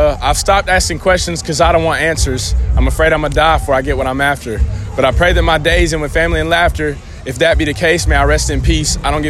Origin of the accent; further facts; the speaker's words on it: Trinity, North Carolina, United States; I'm from Trinity, North Carolina, which is a real small town, but if you know where High Point is and you ride around it.